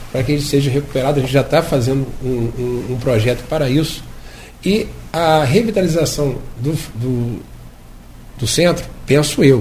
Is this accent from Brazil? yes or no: yes; Campos dos Goytacazes, Rio de Janeiro, Brazil; also born or lived in Lagoa de Cima; fui nascido e criado no Caju